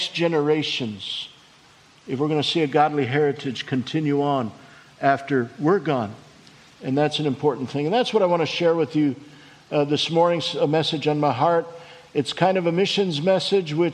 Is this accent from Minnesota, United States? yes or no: yes; Leech Lake Indian Reservation, northern Minnesota, United States; we grew up on the Leech Lake Indian Reservation in northern Minnesota